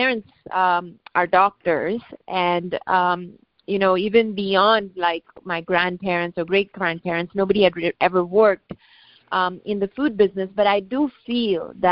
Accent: India; moved away as an adult; also born or lived in West Coast, United States / East Coast, United States / Jersey City; now in United States; So I'm an immigrant. I grew up in India, and I came to the United States for my education

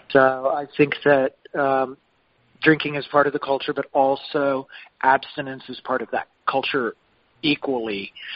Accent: Lubbock, Texas, United States; moved away as an adult; also born or lived in Santa Fe, New Mexico; I was born and raised in Lubbock, Texas.

